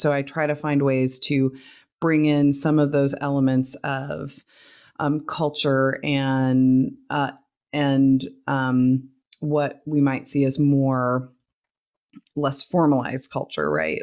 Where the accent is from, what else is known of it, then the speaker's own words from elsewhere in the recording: Oregon, United States; now in Texas, United States; I grew up in Oregon